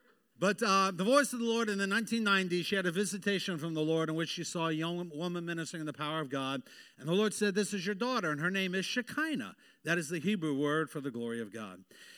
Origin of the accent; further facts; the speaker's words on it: Hawaii, United States; born there; I am a Navy brat. I was born in Hawaii. Don't I look Hawaiian?